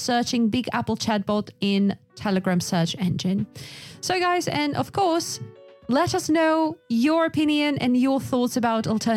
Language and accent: English; Yakutia, Sakha Republic, Russia; I'm from Yakutia